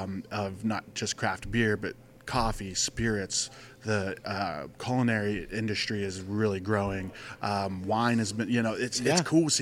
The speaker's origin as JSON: {"language": "English", "town": "Youngstown", "region": "Ohio", "country": "United States", "tie": "born or raised there", "moved": "yes", "lives_now": "Arizona, United States", "said": "No, I'm from Ohio. So I grew up in Ohio. I grew up around like Youngstown, Ohio."}